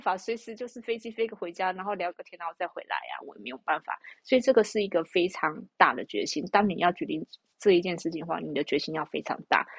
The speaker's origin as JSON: {"language": "Chinese", "country": "Taiwan", "said": "但是以我们台湾人的观念"}